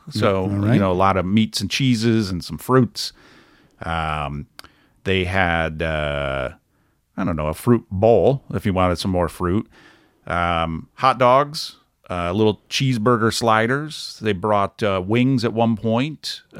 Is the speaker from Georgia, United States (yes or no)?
no; Michigan, United States; also born or lived in Grand Rapids, Michigan; Grew up outside of Detroit, Michigan.